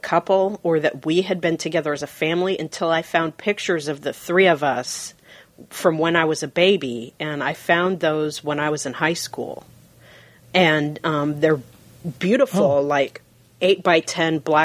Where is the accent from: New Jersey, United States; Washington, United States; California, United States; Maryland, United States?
Washington, United States; Seattle; I was raised in Fremont